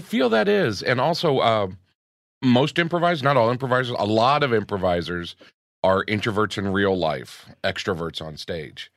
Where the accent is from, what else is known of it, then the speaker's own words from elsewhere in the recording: Gainesville, Florida, United States; also born or lived in New York; now in Los Angeles, United States; growing up in Gainesville